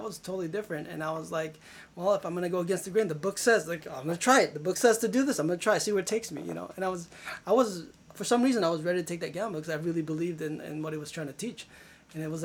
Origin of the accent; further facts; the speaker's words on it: Philippines; moved away; I was born there